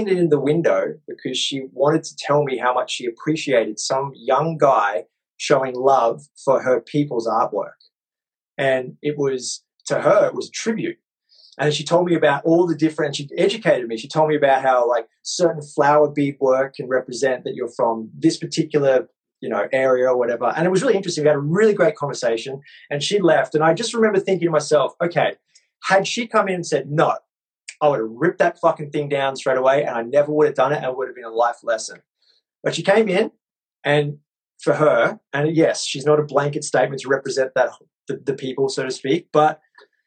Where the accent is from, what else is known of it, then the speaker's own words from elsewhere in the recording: Australia; moved away; I've been beaten up like 40 fucking times growing up in Australia